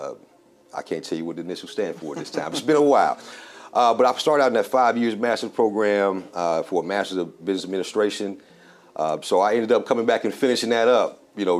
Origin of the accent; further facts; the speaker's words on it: South Fulton, Georgia, United States; born and raised here in South Fulton